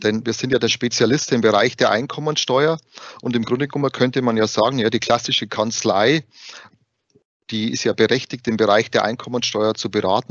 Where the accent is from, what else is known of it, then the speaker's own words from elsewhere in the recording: Bavaria, Germany; accent: Bavarian; wie man es vielleicht am Dialekt schon hört, ich bin gebürtiger Bayer